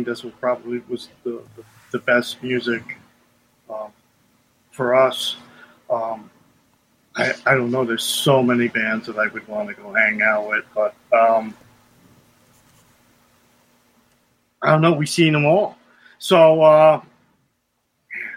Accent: Bergen County, New Jersey, United States; also born or lived in Lodi, New Jersey; now in Albrightsville, United States; I'm from originally from Bergen County, New Jersey

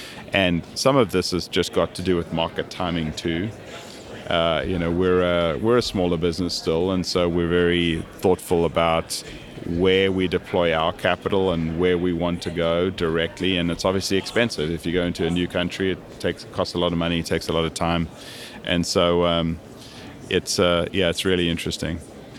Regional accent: Kansas City, Missouri, United States; we wanted to have some connection back with that history of growing up in Kansas City.

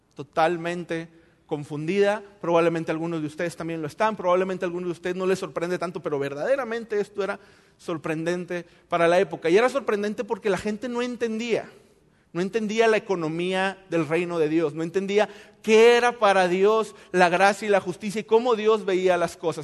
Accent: Mexico; nosotros como buenos mexicanos

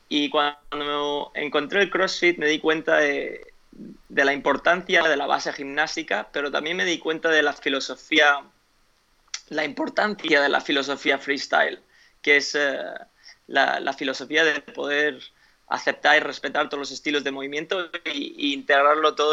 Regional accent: United States; born there; Spanish is a second language; also born or lived in Spain; Bueno, yo en realidad no soy español, soy nacido en Estados Unidos, pero 20 eh, años de mi vida viviendo en España, mis padres viven en España todavía

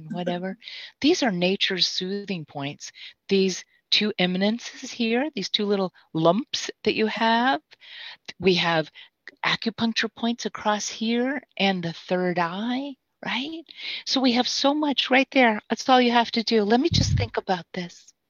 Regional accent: Mississippi, United States; I'm from Mississippi

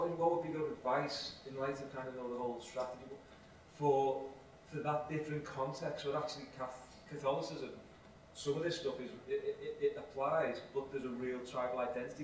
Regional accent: Liverpool, North West England, United Kingdom; I'm from Liverpool

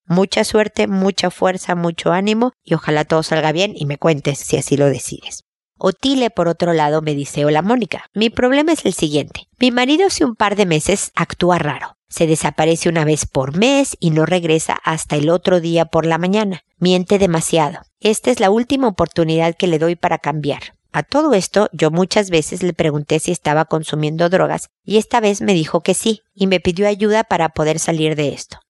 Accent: Mexico; como decimos en México

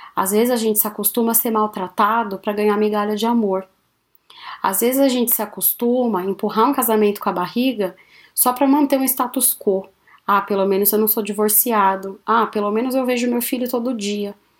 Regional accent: São Paulo, Brazil; now in Maringá, Brazil; Sou paulistana

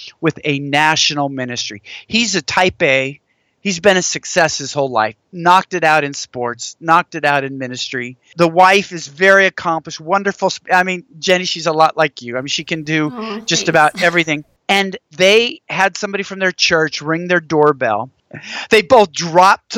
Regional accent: Washington, United States; moved away as an adult; now in Texas, United States; I grew up in Washington State

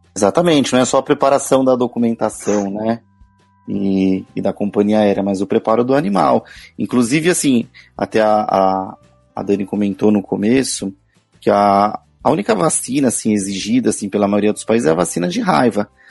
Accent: Guarulhos, São Paulo, Brazil; eu sou de Guarulhos

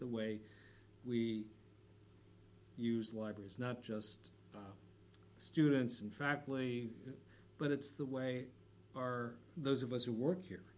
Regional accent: West Coast, United States; moved away; I'm from the West Coast

